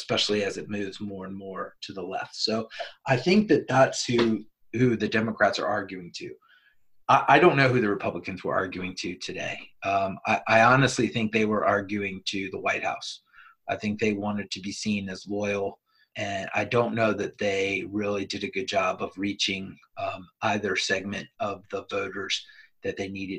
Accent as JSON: {"language": "English", "country": "United States", "said": "As an American and as somebody that's served"}